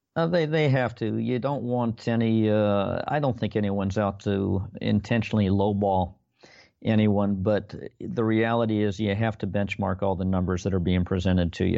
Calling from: Long Beach, California, United States; Calling from Long Beach, California this evening

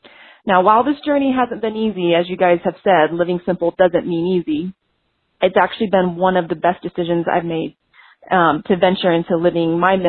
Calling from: Denver, Colorado, United States; I'm calling from Denver, Colorado.

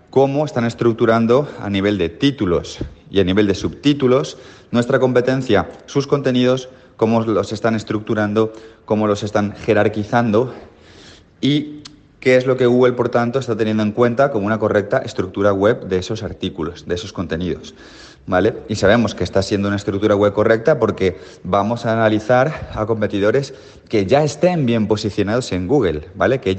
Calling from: Mallorca, Balearic Islands, Spain; Hola, hola … de Mallorca

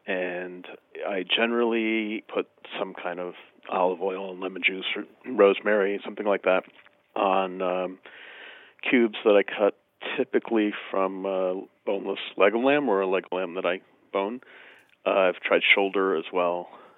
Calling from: Albany, New York, United States; Near Albany, New York.

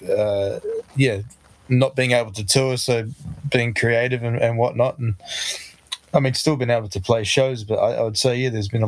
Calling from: Tauranga, Bay of Plenty, New Zealand; so we're in in the in Tauranga, which is east coast of the North Island in the Bay of Plenty, in New Zealand. So uh, yeah

